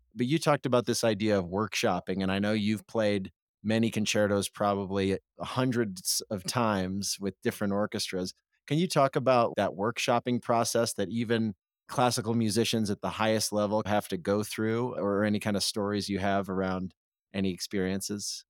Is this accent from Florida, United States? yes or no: no; Springfield, Illinois, United States; I grew up in Springfield, Illinois